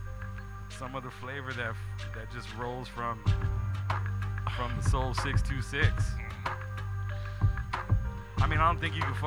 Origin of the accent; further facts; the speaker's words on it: California, United States; I was born in the 626. In fact, when I was born, it was the 818.